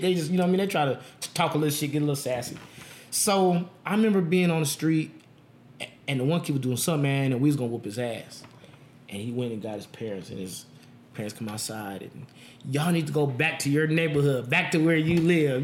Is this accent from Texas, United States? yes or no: no; Las Vegas, Nevada, United States; I'm born and raised in Vegas. I've never lived anywhere else